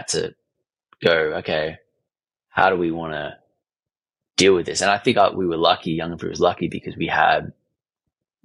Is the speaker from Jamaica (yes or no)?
no; Australia; I'm from Australia